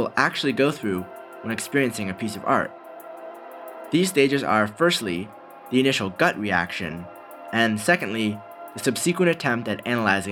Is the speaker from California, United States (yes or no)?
yes; Malibu, California, United States; my hometown of Malibu, California